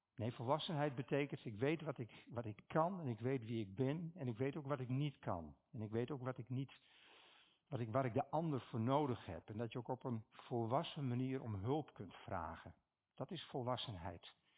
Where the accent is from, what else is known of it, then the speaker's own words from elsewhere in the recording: Stiens, Friesland, Netherlands; Ik kom uit Stiens